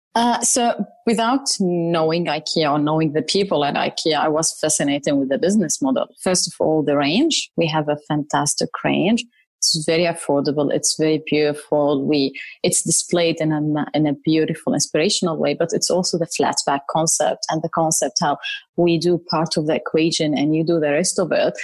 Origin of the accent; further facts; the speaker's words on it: Syria; moved away as an adult; also born or lived in Saudi Arabia / Jordan (ancestry); now in Sydney, Australia; So I'm originally Jordanian, but I've never lived in Jordan. I grew up in Saudi Arabia and then I lived most of my life in Syria before moving here to Australia.